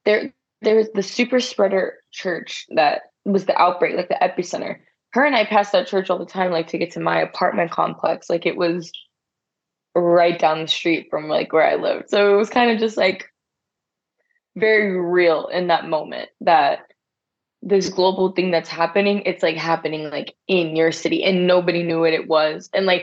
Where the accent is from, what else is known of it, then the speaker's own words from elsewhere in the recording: Germany; born there; I'm not, I was born on a military base in Germany.